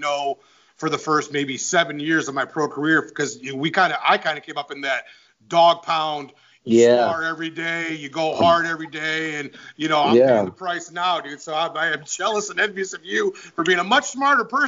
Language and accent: English; Detroit, Michigan, United States; I'm from Detroit